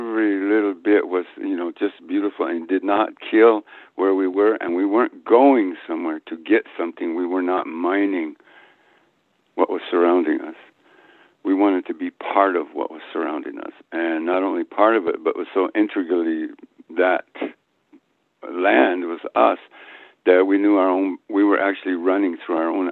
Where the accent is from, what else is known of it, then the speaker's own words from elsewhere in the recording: New Mexico, United States; moved away as an adult; also born or lived in Guatemala; I was back in my homeland